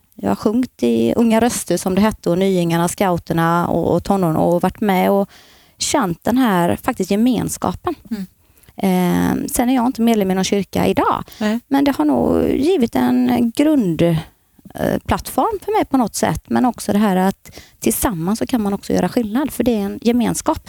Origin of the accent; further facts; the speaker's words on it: Gislaved, Jönköping County, Sweden; moved away as an adult; now in Borås, Sweden; Född och uppvuxen i Gislaved